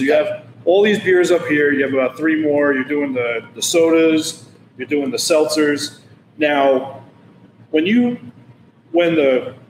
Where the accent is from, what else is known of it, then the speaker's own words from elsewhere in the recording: Northeast, United States; Growing up in the Northeast, it's all solid.